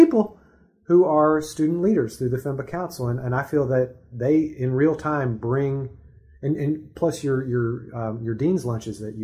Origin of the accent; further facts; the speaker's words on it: East Texas, United States; moved away; I grew up in East Texas where there was just not a lot of diversity.